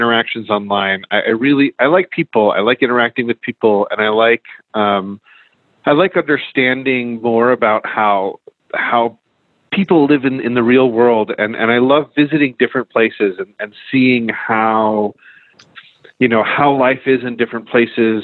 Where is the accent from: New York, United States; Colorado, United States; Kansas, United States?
New York, United States; outside of; moved away as an adult; also born or lived in Rochester, New York / San Diego / Philadelphia; now in Tucson, United States; I'm originally from Northeast U.S., originally from outside of New York